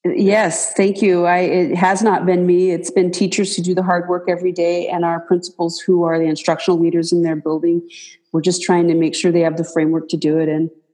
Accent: Moses Lake, Washington, United States; now in Pendleton, United States; I grew up in Moses Lake, uh, Washington

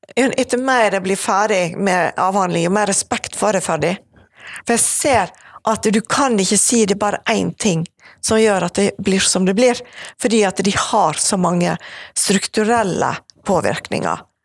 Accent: Evanger, Vestland, Norway; also born or lived in Bergen; now in Åsane, Bergen, Norway; jeg vokste opp på Evanger

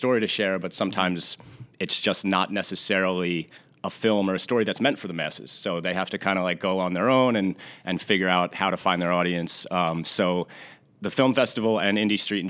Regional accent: Long Branch, New Jersey, United States; I was born in Long Branch, so grew up a local Jersey Shore boy

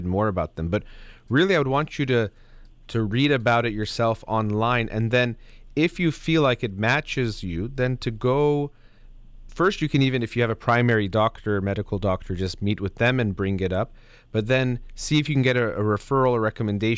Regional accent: United States; I'm born and raised in America

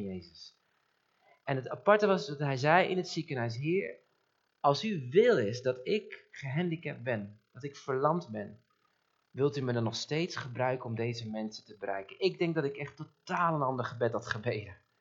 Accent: Netherlands; ons als Nederlanders

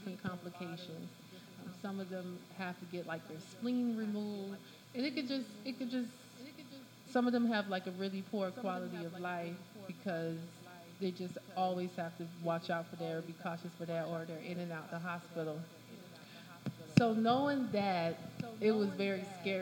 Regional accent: Miami Gardens, Florida, United States; I am from Miami Gardens

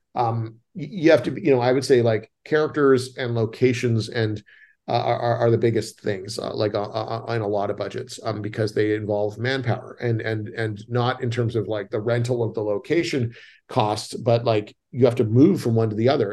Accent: Canada; moved away; I'm Canadian

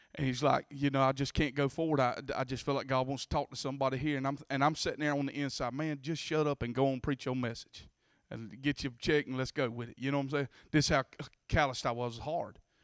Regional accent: Bacon County, Georgia, United States; accent: country; I was raised in Bacon County

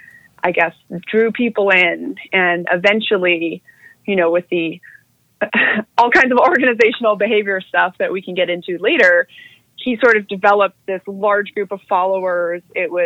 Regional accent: Manila, Metro Manila, Philippines; born there; So I was born in Manila in the Philippines, and I was born as the third generation member of one of the more notorious religious cults known as the Children of God.

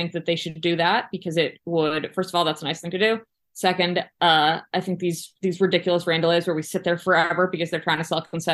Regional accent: Boston, Massachusetts, United States; I grew up in Boston

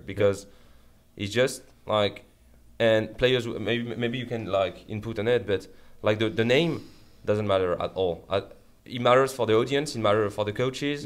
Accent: Paris, Île-de-France, France; English is a second language; moved away; I come from France

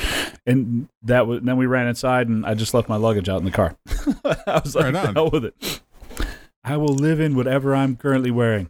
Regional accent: New York, United States; now in the Carolinas, United States; I'm from New York. I grew up there. But being that I've been in the South now for more than 20 years, I'm kind of acclimated to not being in from the North.

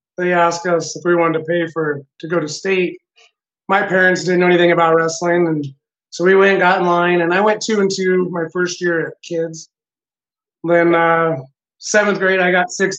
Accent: Leoti, Kansas, United States; moved away as an adult; also born or lived in Colorado; Back in Leota, my hometown

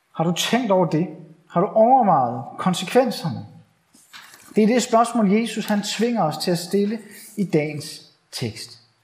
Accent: Bornholm, Capital Region of Denmark, Denmark; moved away; jeg er forhenværende bornholmer

